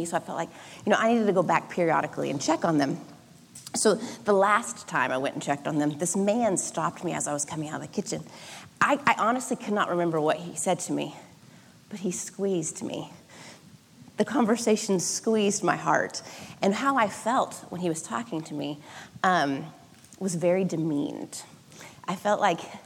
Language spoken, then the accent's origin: English; Oklahoma, United States; now in Southern California, United States; I grew up in Oklahoma